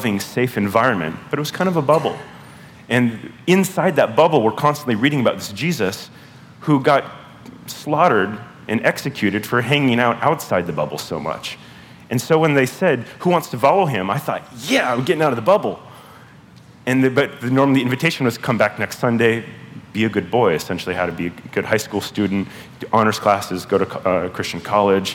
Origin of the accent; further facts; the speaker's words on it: Southern California, United States; now in Pacific Northwest, United States; grew up in Southern California in an evangelical church